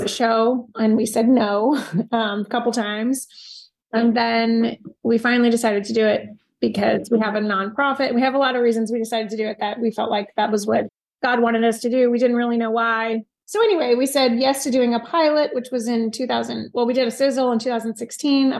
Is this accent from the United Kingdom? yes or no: no; Florida, United States; now in Bentonville, United States; I grew up in Florida.